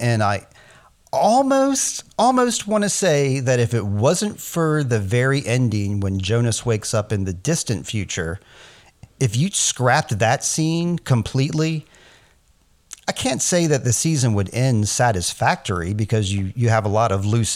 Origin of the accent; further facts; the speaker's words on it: United States; I'm American